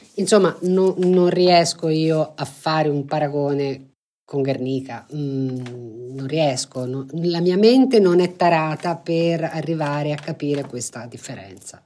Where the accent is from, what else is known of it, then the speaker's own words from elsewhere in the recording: Florence, Tuscany, Italy; essendo fiorentina